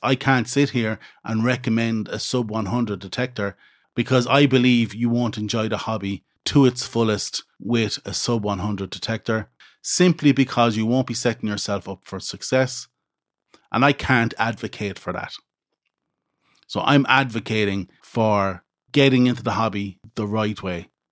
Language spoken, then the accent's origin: English; Midlands, Ireland; where I grew up in the Midlands in Ireland